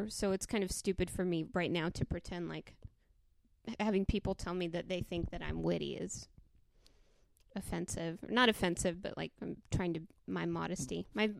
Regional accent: Texas, United States; I'm from Texas?

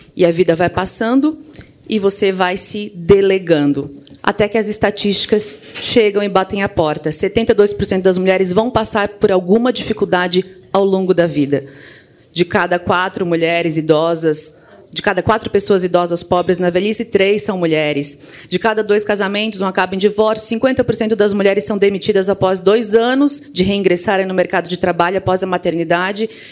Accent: Criciúma, Santa Catarina, Brazil; also born or lived in Florianópolis; eu sou lá de Santa Catarina, é, especificamente do interior de Santa Catarina, de Criciúma, mas fui muito jovem para Florianópolis

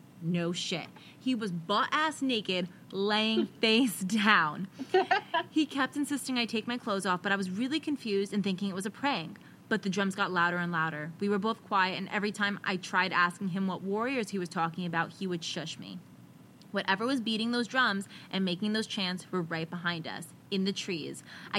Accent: California, United States; He's a native Hawaiian, and I'm from South California.

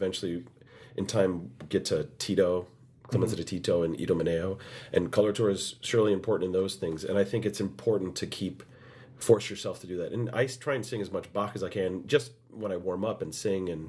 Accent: United States; the only American in that cast

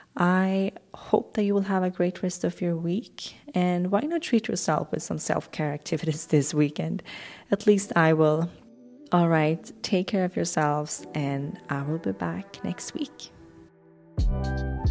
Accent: Swedish West Coast, Sweden; moved away; I grew up on the Swedish West Coast

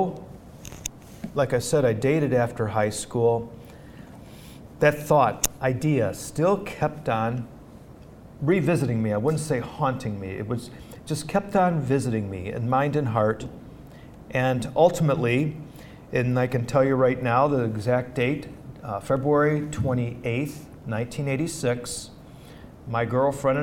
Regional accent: outside of Detroit, Michigan, United States; now in Steubenville, United States; I grew up outside of Detroit

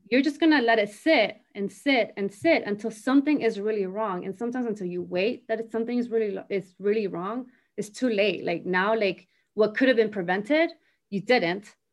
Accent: Miami, Florida, United States; moved away as an adult; also born or lived in Argentina; now in North Carolina, United States; I grew up in Miami

